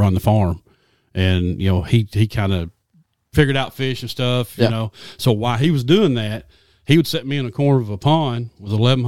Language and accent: English; Lone Oak, Arkansas, United States; Born and raised in Lone Oak, Arkansas